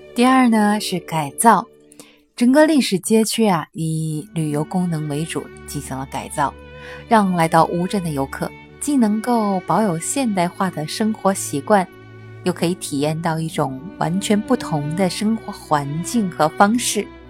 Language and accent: Chinese; Wuzhen, Zhejiang, China; 我是乌镇的党委书记